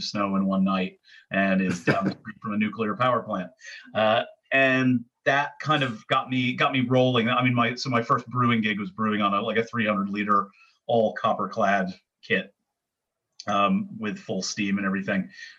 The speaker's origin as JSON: {"language": "English", "region": "upstate New York", "country": "United States", "also_born_or_lived": "Syracuse", "moved": "as an adult", "lives_now": "London, United Kingdom", "said": "I'm from New York, upstate."}